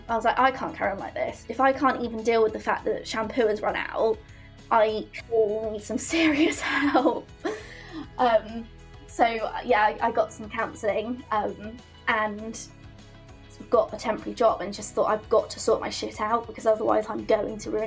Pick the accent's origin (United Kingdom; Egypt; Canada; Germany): United Kingdom; Poole, South West England; I'm from Poole in Dorset and I'm 24